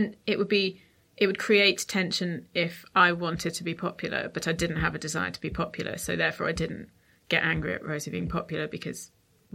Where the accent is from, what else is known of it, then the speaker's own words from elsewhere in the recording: Portsmouth, South East England, United Kingdom; we're from Portsmouth